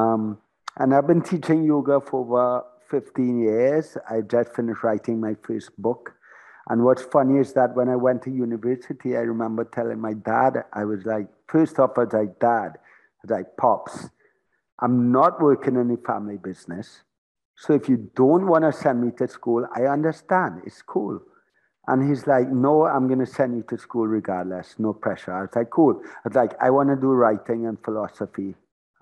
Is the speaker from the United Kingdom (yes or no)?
no; Trinidad & Tobago; also born or lived in Florida; I was born in Trinidad. I lived pretty much my whole life in Trinidad.